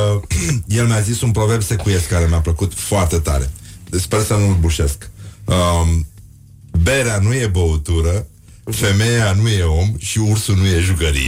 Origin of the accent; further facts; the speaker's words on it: Brăila, Brăila County, Romania; eu sunt din Brăila